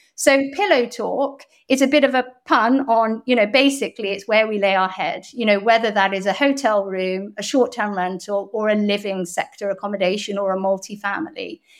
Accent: Bath, South West England, United Kingdom; accent: very English; also born or lived in Hong Kong / Canada / London / Toronto; I lived in Hong Kong till I was eight as well, and then I moved to Bath when I was about, maybe ten

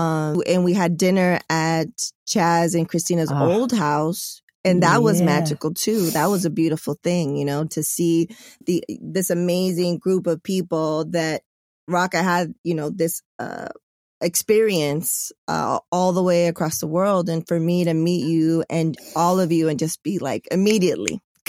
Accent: Hawaii, United States; The Pacific Ocean was my connection since I was from Hawaii.

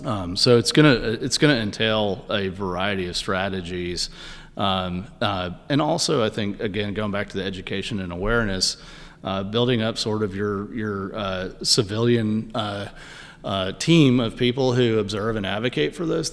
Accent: Houston, Texas, United States; I'm from Houston, kind of a slash and burn, no zoning and codes.

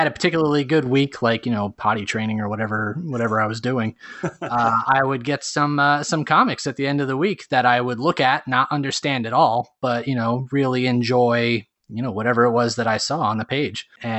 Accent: New Jersey, United States; moved away; I'm from North Jersey, which is the home of Action Park recently.

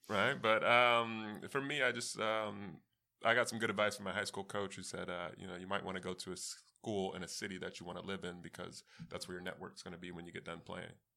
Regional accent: East Coast, United States; also born or lived in California; I grew up on the East Coast, so, I mean, although I was born in California

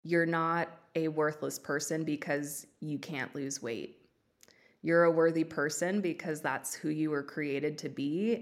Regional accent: Los Angeles, California, United States; accent: Valley Girl; now in Oregon, United States; I was born and raised in Los Angeles. I now live in Oregon

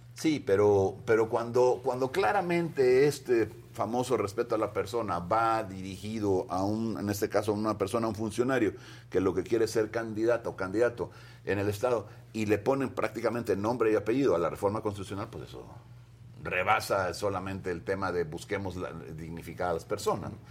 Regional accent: Veracruz, Mexico; todos los que somos veracruzanos

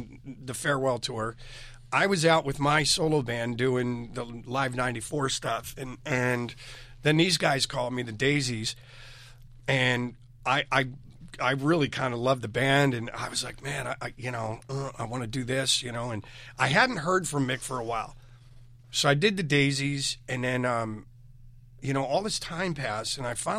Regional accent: Philadelphia, Pennsylvania, United States; I'm Philly

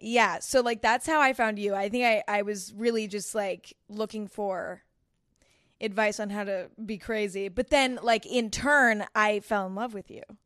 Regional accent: San Bruno, California, United States; I grew up in San Bruno, California, which is actually where YouTube headquarters is

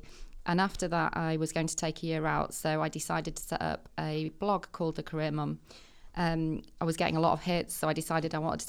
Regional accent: the north of England, United Kingdom; I'm very passionate about growth in the North. I'm from the North and found myself at Accenture just 8 weeks ago.

